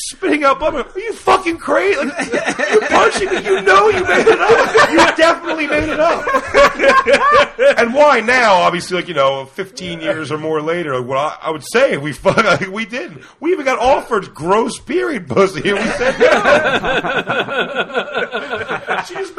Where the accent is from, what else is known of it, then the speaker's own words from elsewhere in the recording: Philadelphia, Pennsylvania, United States; also born or lived in South Jersey; growing up in Philly, Philly is a lunkhead fucking place of dudes